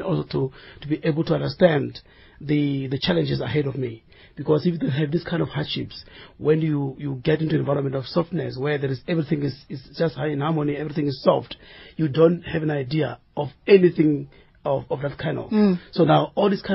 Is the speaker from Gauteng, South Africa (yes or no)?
no; Sekhukhune, Limpopo, South Africa; moved away; I grew up in Limpopo, in the area called Skukune.